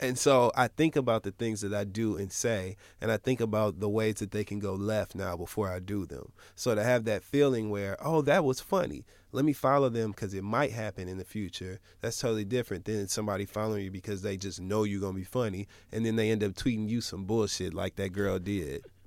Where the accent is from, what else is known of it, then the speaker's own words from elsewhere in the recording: Michigan, United States; I'm from Michigan